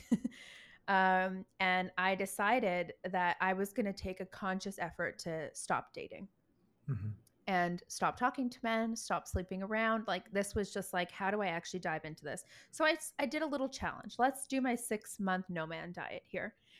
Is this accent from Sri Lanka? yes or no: no; Toronto, Ontario, Canada; now in Vancouver, Canada; back home where I'm from. I'm from Toronto